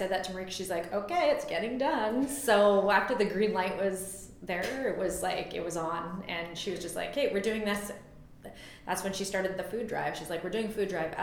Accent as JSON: {"language": "English", "region": "northern British Columbia", "country": "Canada", "tie": "born or raised there", "moved": "yes", "lives_now": "Vernon, Canada", "said": "I grew up in northern BC, so like Williams Lake and Quesnel area"}